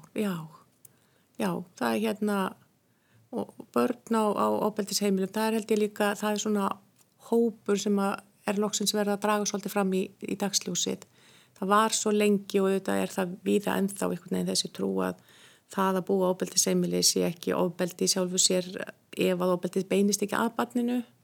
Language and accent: Icelandic; Hrunamannahreppur, Southern Region, Iceland; moved away; Ég er úr sveit sem heitir Hrunamannareppur